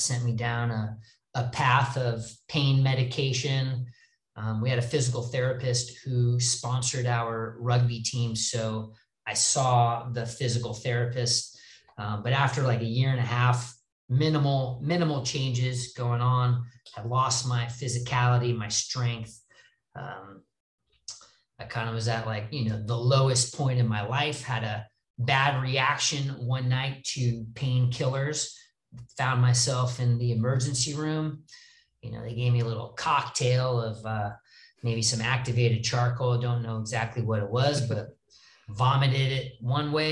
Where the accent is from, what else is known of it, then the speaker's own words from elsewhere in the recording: Los Angeles, California, United States; I'm from Los Angeles.